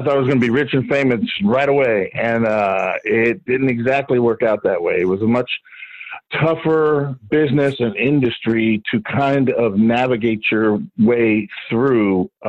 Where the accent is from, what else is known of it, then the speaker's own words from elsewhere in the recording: Miami, Florida, United States; was at a convention in my hometown in Miami, actually in Miami Beach.